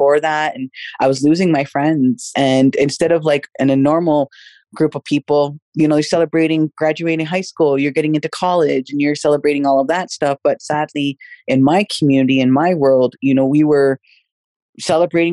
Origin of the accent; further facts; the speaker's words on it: London, Ontario, Canada; also born or lived in Oneida First Nation; I grew up in London, Ontario since the age of 5.